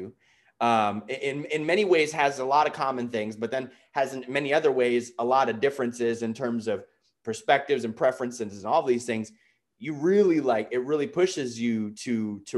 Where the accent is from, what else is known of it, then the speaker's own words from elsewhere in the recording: New York City, New York, United States; I was born and raised in the Bronx, New York. So I'm a New Yorker